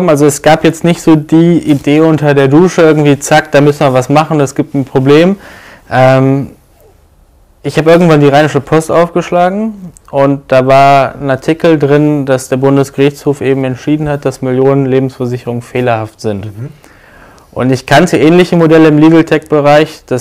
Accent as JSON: {"language": "German", "town": "Düsseldorf", "region": "North Rhine-Westphalia", "country": "Germany", "tie": "born there", "lives_now": "Cologne, Germany", "said": "31 Jahre alt, gebürtiger Düsseldorfer heute in Köln."}